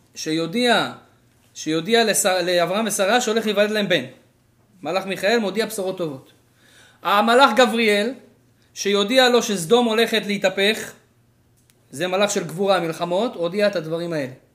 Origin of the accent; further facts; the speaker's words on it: Israel; moved away as an adult; now in Canada; אני בתור ישראלי ספונטני כזה באתי לפה